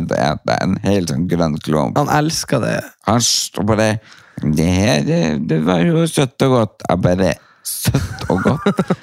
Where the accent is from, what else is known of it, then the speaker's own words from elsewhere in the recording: Lia, Norway; Ja. Jeg er fra Lia.